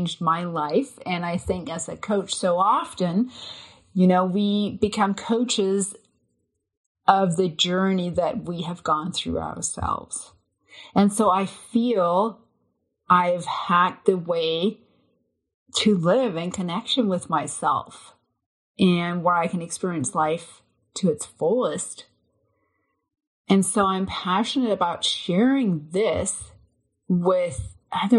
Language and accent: English; Denmark; now in United States; I'm a transplant from Denmark, but I've lived in the US for over 20 years now.